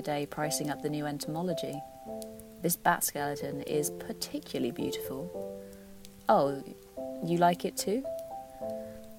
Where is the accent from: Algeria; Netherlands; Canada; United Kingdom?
United Kingdom; Gloucester, South West England; Where I grew up in Gloucester